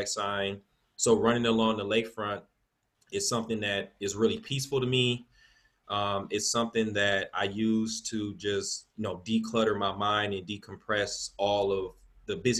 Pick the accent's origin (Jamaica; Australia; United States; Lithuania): United States; Milwaukee, Wisconsin; I'm born and raised here in Milwaukee. I grew up in the Sherman Park neighborhood.